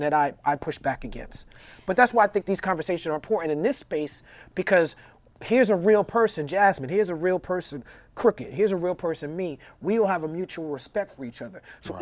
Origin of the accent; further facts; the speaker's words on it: New York, United States; moved away as an adult; now in Los Angeles, United States; where I grew up in New York, and Brooklyn, and going to high school